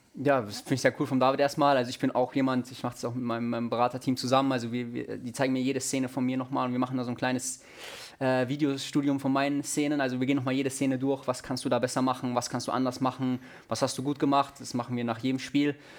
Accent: Munich, Bavaria, Germany; moved away; Auch in München ist meine Heimatstadt.

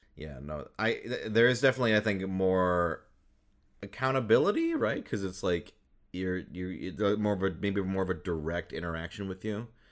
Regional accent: Midwest, United States; moved away; I grew up in the Midwest most of my life

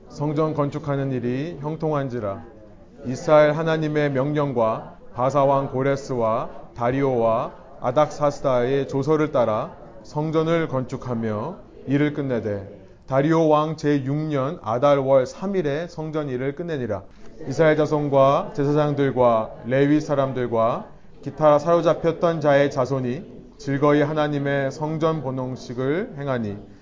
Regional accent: South Korea; now in Bellevue, United States; 우리는요, 한국인으로서 한국에서 태어나고 자라서 이 미국 땅, 시애틀 벨뷰 땅에 와서 정착해 살아가는 이민자들입니다

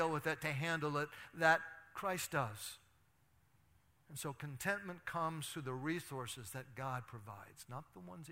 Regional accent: Athens, United States; my hometown of Athens

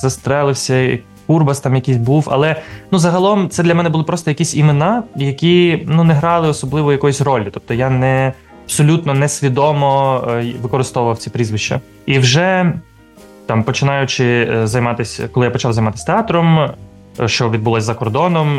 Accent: Kharkiv, Kharkiv Oblast, Ukraine; moved away; все дитинство і юність провів в кількосот метрах від будинку слова

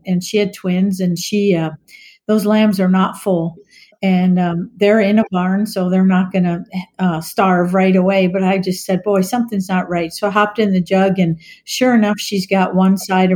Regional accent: Maryland, United States; moved away as an adult; also born or lived in Virginia; now in Minnesota, United States; I grew up on the East Coast in Maryland and went to vet school in Virginia and moved to Minnesota for a job

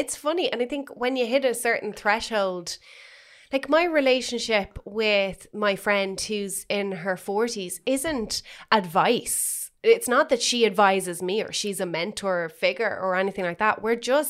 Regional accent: Ireland; being Irish

